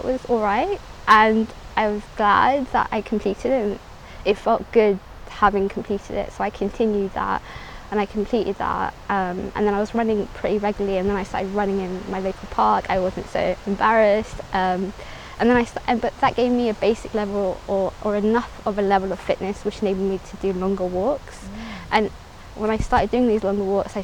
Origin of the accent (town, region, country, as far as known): London, United Kingdom; born or raised there; also born or lived in Somaliland